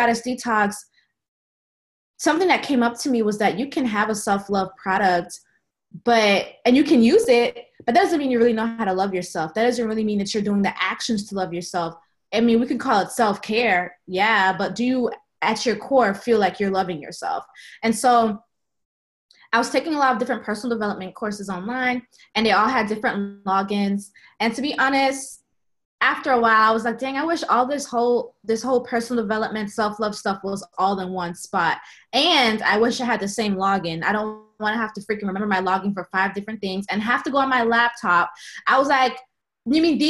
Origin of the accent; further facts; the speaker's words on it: Sunrise, Florida, United States; moved away as an adult; also born or lived in Tallahassee, Florida; now in Atlanta, United States; I grew up in Sunrise, Florida, Fort Lauderdale area.